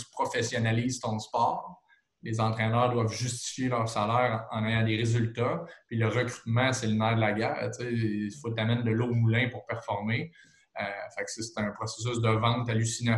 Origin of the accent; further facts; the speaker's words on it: Trois-Rivières, Quebec, Canada; je viens de la région de Trois-Rivières